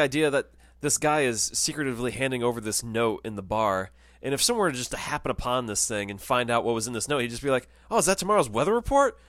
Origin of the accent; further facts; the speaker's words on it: New York City, New York, United States; as a New Yorker